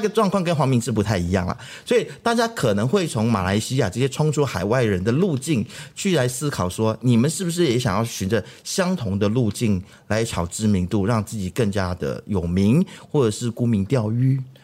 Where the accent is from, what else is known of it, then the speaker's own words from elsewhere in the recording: Taiwan; now in Malaysia; 我在台湾长大